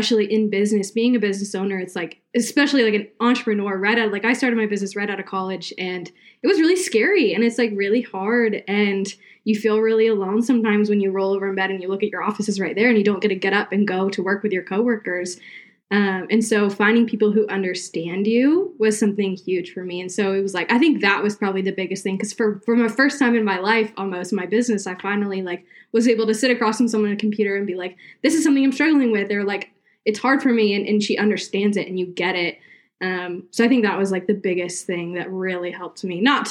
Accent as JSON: {"language": "English", "region": "South Carolina", "country": "United States", "tie": "born or raised there", "moved": "yes", "lives_now": "Virginia, United States", "said": "I grew up in South Carolina, but now I live in Virginia."}